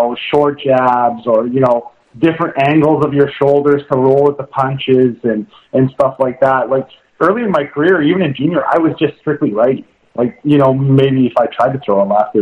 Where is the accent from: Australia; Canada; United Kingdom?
Canada; Saskatchewan; I'm from Saskatchewan.